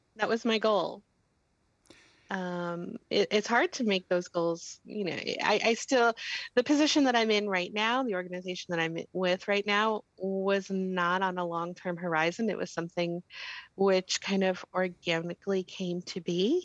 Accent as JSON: {"language": "English", "town": "Danbury", "region": "Connecticut", "country": "United States", "tie": "born or raised there", "said": "I grew up in the Greater Danbury area"}